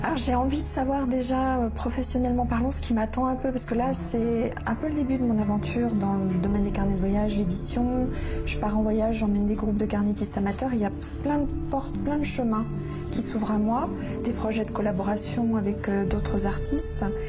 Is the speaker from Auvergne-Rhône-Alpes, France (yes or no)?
yes; Lyon, Auvergne-Rhône-Alpes, France; moved away as an adult; also born or lived in Pantin; now in Paris region, France; Nous avons déménagé et j'ai grandi à Lyon.